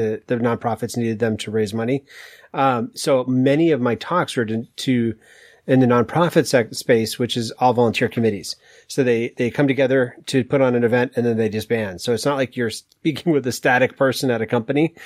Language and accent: English; Maine, United States; I moved to Maine at six months after I was born